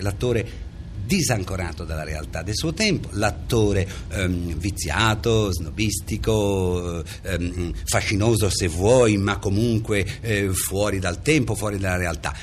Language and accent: Italian; Reggio Emilia, Emilia-Romagna, Italy; moved away; also born or lived in Parma; io sono nato e sono cresciuto a Reggio Emilia